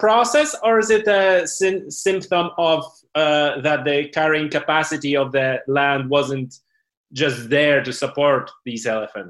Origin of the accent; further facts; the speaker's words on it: Poland; now in England; because I was born in Poland, but I'm for so many years here